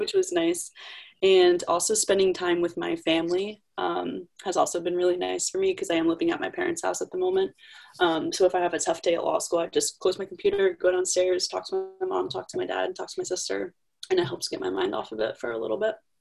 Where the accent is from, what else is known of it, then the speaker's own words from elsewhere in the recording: Connecticut, United States; I'm from Connecticut